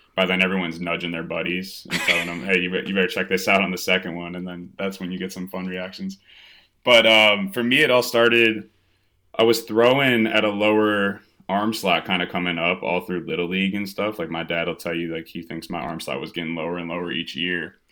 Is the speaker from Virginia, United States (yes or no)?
no; Evanston, Illinois, United States; also born or lived in Penn State; now in Chicago, United States; I was born in Chicago, but did all my, uh, all my growing in Evanston, which is just north of the city